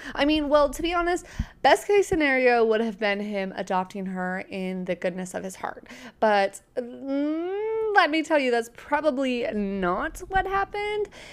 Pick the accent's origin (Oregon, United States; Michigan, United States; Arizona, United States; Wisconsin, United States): Oregon, United States; I grew up in Oregon